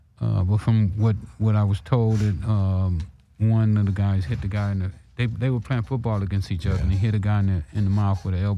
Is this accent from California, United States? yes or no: yes; Los Angeles, California, United States; also born or lived in Texas; We moved to South Central when I was about 4.